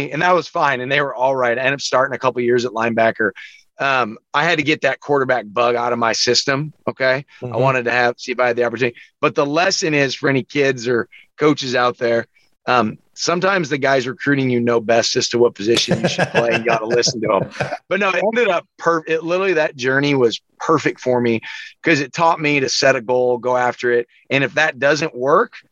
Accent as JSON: {"language": "English", "town": "Wichita", "region": "Kansas", "country": "United States", "tie": "born or raised there", "also_born_or_lived": "San Diego", "said": "I grew up in Wichita. I went to school called Wichita Collegiate"}